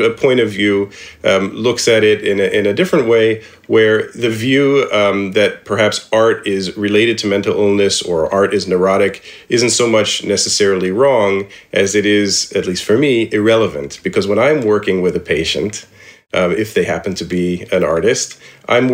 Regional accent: Indianapolis, Indiana, United States; we grew up in Indianapolis

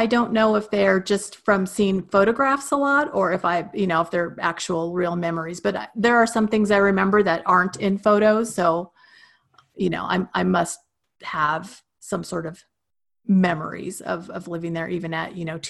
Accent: Rawlins, Wyoming, United States; also born or lived in Roosevelt, Utah; So I was born in Roosevelt, Utah. Basically, my understanding is that my dad was working in the oil fields at that time, and that's kind of where he was working at the time I was born. But I don't ever remember living there. Essentially, I grew up in Rawlins, Wyoming.

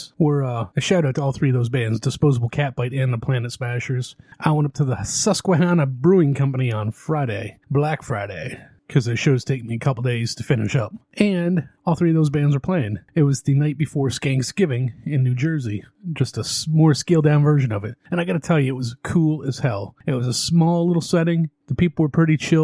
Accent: Canada; now in United States; Where I grew up in Canada

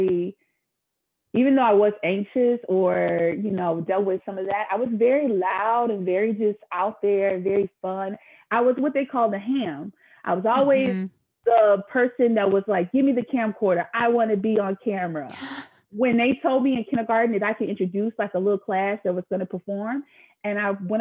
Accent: the South, United States; I grew up in the South

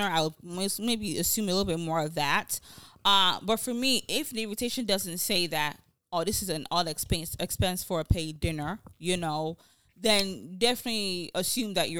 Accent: Nigeria; now in United States; as a Nigerian woman, this is part of our culture

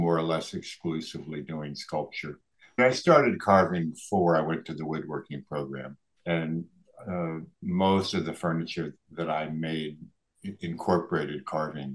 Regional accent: D.C., District of Columbia, United States; now in Mendocino County, United States; I grew up outside of Washington, D.C.

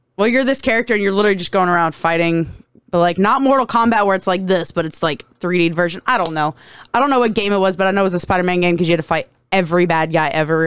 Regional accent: United States; I'm American

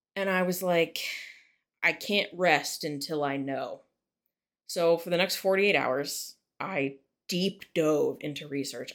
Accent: West Virginia, United States; I'm Appalachian and I am proud

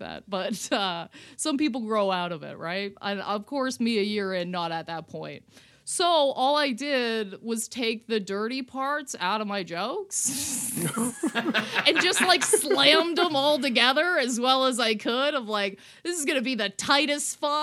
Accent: Canada; I'm a Canadian

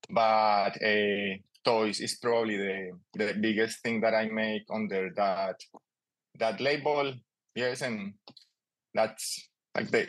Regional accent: Colombia; English is a second language; moved away as an adult; also born or lived in Melbourne area, Australia; now in Australia; …, also known as … sometimes. Um, I'm originally from Colombia, and now I live in uh, the land of the Wurundjeri people.

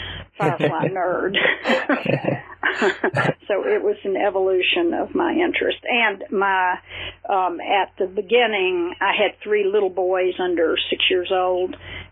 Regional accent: Knoxville, Tennessee, United States; I'm from Knoxville, Tennessee

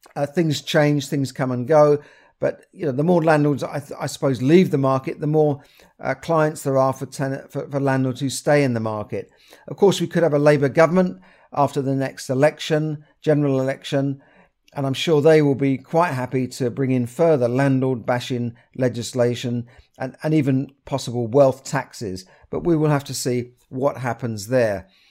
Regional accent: London, United Kingdom; where I grew up in Camden.

